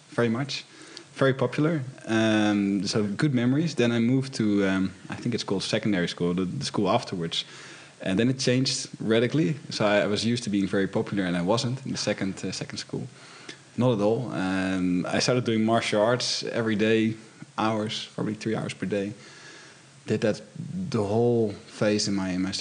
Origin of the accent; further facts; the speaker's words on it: Haarlem, North Holland, Netherlands; moved away as an adult; now in Amsterdam, Netherlands; I grew up in Haarlem, which is it's 20 kilometers from here to the west, closer to the beach.